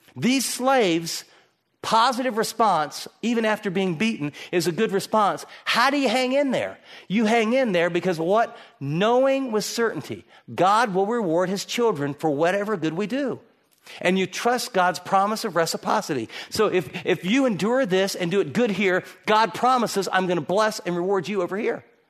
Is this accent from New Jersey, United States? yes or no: no; Michigan, United States; I grew up in Michigan